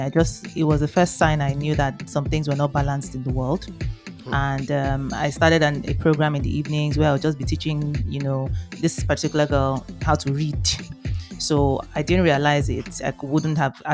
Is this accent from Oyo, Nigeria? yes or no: yes; Ibadan, Oyo, Nigeria; I grew up in the University of Ibadan campus in Oyo State